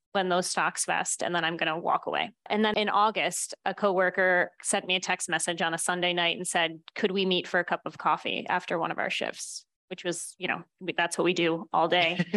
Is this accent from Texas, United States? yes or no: no; Buffalo, New York, United States; I grew up in Buffalo, New York.